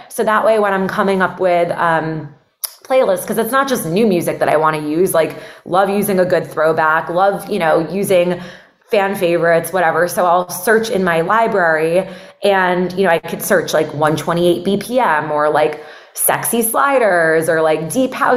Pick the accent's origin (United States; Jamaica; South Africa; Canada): United States; Miami, Florida; moved away as an adult; also born or lived in Atlanta / New York; I'm from Miami. My whole family lives down here